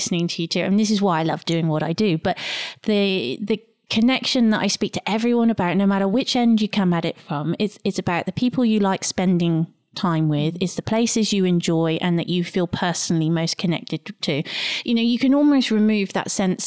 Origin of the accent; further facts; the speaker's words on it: England, United Kingdom; now in Australia; people will pick on my Englishness and think that I'm making it because I'm English